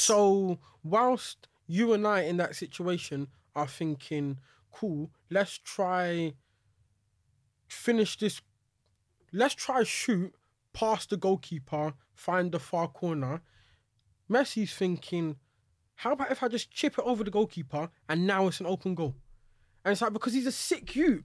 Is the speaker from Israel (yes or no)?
no; England, United Kingdom; I can accept that I'm British or English or whatever you wanna call it.